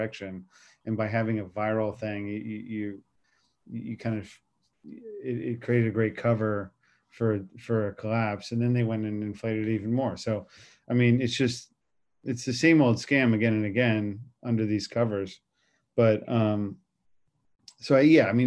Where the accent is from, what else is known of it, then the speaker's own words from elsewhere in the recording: Washington, District of Columbia, United States; I'm from Washington, D.C.